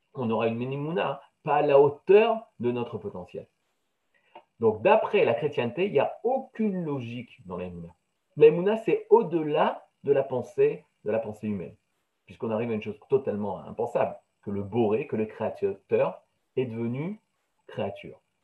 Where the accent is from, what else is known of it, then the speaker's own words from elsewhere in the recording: France; j'ai grandi en France, dans la chrétienté